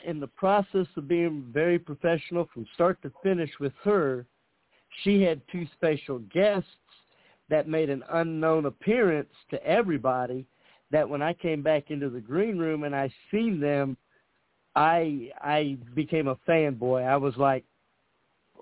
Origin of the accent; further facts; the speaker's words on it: Indianapolis, Indiana, United States; I'm from Indianapolis, Indiana